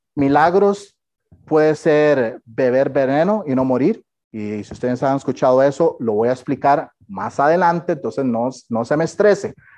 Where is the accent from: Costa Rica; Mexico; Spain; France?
Costa Rica; yo soy tico